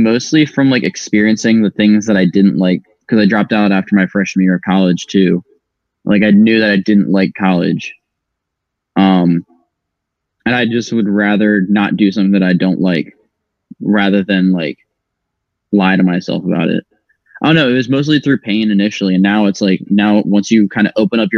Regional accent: Maryland, United States; moved away; also born or lived in Las Vegas; I am originally from Maryland.

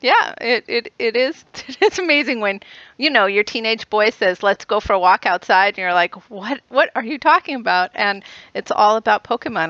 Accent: outside of Boston, Massachusetts, United States; I, I grew up right outside of Boston

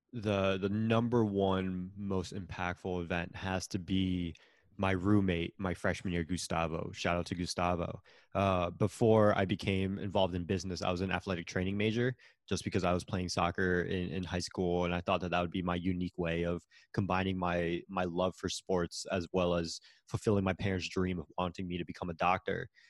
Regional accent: Connecticut, United States; moved away as an adult; also born or lived in Florida; I'm originally from Connecticut

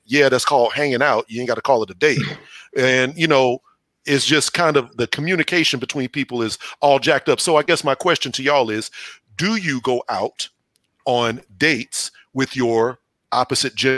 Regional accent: Houston, Texas, United States; I'm from Houston

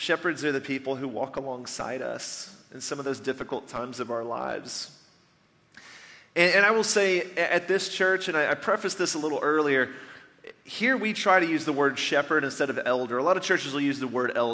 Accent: Nashville, Tennessee, United States; moved away; I grew up just outside of Nashville, Tennessee

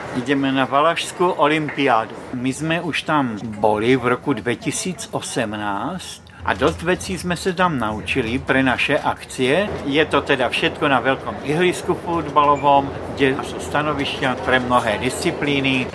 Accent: Zlín, Zlín Region, Czechia; accent: Wallachian; No a já jsem zo Zlína, to je také jižné rozhranie. My se ešte považujeme teda za Valachou a mluví a po valašsky.

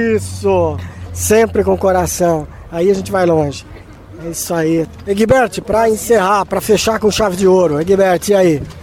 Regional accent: Paraná, Brazil; now in Joinville, Brazil; sou de, do Paraná

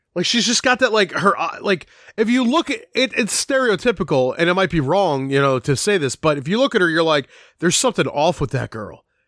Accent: Philadelphia, Pennsylvania, United States; I grew up in Philadelphia

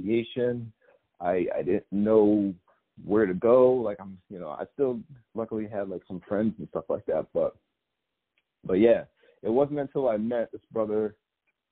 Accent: upstate New York, United States; I grew up in upstate New York and still live in upstate New York right now

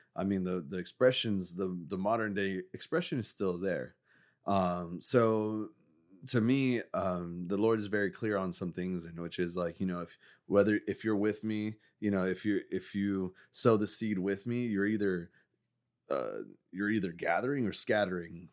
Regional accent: Mexico; moved away; I grew up in Mexico

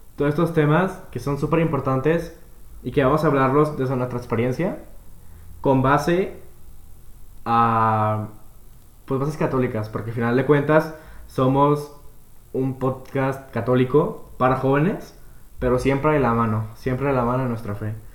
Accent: Guadalajara, Jalisco, Mexico; Yo también soy tapatío de aquí, de Guadalajara, ah, Jalisco

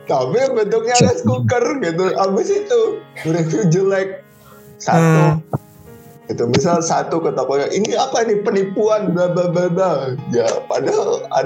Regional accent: Kebumen, Central Java, Indonesia; gue dari Kebumen

